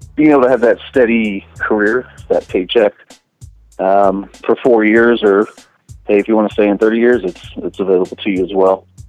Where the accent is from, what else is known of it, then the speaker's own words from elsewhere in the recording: Tampa, Florida, United States; moved away; I'm originally from Tampa, Florida